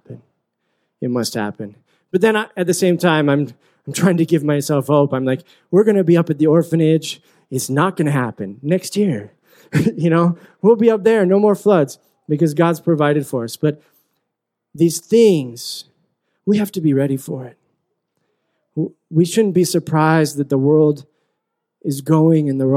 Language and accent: English; Utah, United States; moved away as an adult; also born or lived in Philippines; I grew up in Utah, and I grew up in this kind of bubble